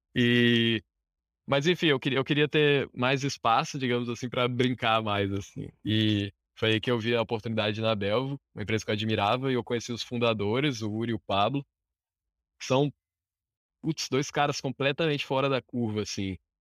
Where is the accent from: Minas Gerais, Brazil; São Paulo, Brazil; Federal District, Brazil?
Federal District, Brazil; Brasília; sou de Brasília, nascido e criado aqui em Brasília, capital federal